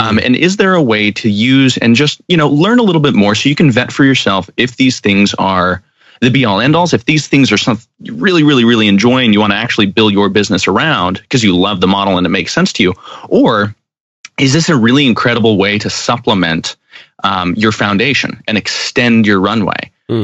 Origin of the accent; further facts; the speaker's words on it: Arizona, United States; born and bred in Arizona.